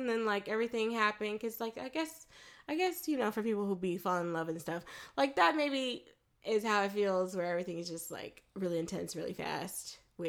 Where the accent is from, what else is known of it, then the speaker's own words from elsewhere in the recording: Florida, United States; I grew up in Florida.